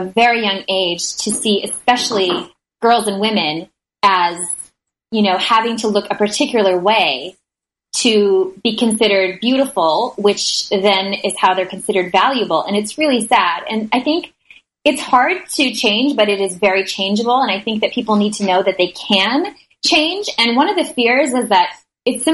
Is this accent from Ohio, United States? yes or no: no; Minnesota, United States; I grew up in Minnesota